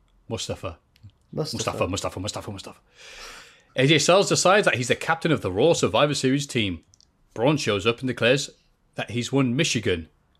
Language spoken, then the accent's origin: English; Bishop Auckland, North East England, United Kingdom; I mean, I'm from Bish. I don't know anybody who smokes crack.